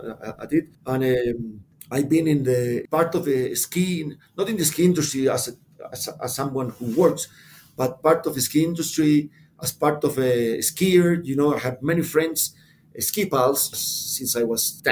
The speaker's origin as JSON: {"language": "English", "town": "Santiago", "region": "Santiago Metropolitan Region", "country": "Chile", "tie": "born or raised there", "said": "I was born and grew up in Santiago"}